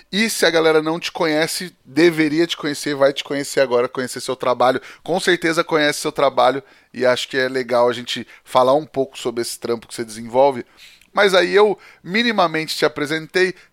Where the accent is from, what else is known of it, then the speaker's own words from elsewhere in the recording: Minas Gerais, Brazil; Eu sou de Minas, sou mineira.